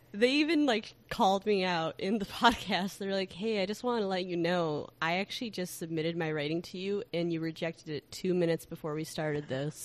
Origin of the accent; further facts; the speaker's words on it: Chicago, Illinois, United States; as a Chicagoan